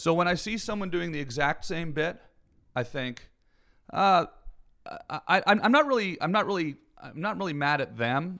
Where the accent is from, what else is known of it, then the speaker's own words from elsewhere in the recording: Canada; Canadian, and I grew up in the woods